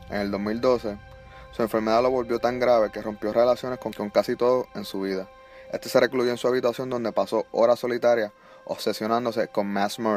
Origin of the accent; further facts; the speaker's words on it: Puerto Rico; now in Florida, United States; pues uno piensa, pues nos fuimos de Puerto Rico, tiene una mejor educación acá